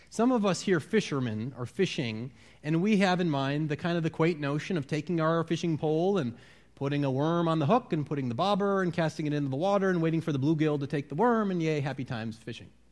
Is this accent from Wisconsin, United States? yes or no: yes; Wisconsin, United States; moved away; I'm from Wisconsin